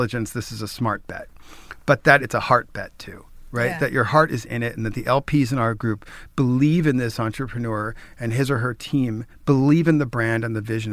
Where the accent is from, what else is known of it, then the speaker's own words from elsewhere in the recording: New York, United States; I'm a New Yorker